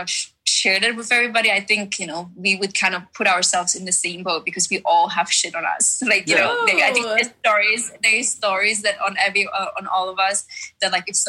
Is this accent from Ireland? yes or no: no; Germany; English is a second language; moved away as an adult; also born or lived in Czech Republic / New York; now in Orange County, United States; I was born in Czech Republic and then raised in Germany later on.